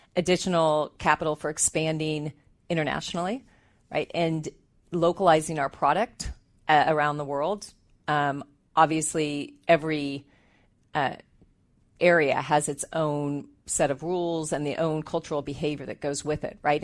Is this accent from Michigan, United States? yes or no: no; Southern California, United States; moved away as an adult; now in Bay Area, United States; I'm actually from Southern California